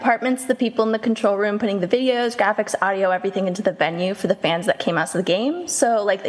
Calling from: Atlanta, Georgia, United States; I'm calling in from Atlanta, Georgia.

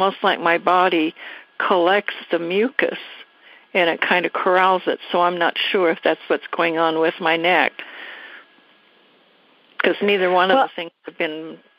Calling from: Washington, United States

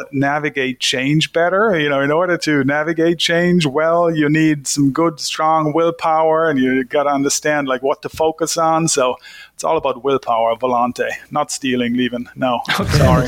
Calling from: Long Island, New York, United States; I'm calling in from beautiful Long Island, New York.

